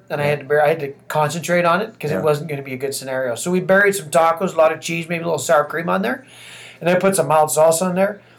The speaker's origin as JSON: {"language": "English", "region": "British Columbia", "country": "Canada", "tie": "born or raised there", "said": "being from British Columbia"}